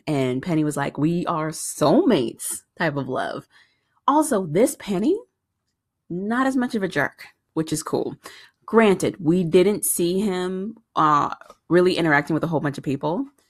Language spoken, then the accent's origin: English; San Diego, California, United States; moved away; I grew up in San Diego, California.